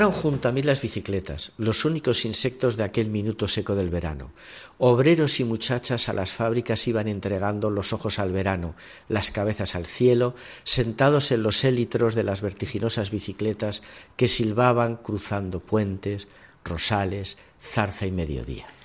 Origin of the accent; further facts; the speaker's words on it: Huesca, Aragon, Spain; La bicicleta entró en España por Huesca, por mi tierra.